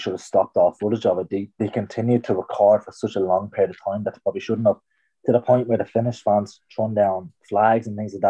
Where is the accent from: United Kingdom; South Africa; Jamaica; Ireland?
Ireland; being Irish